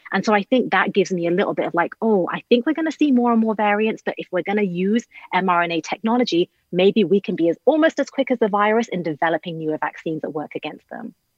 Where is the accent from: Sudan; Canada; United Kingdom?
United Kingdom; I'm British